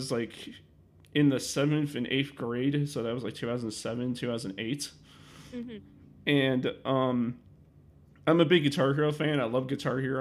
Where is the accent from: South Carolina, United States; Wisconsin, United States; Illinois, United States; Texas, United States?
Illinois, United States; Chicago; I'm from Chicago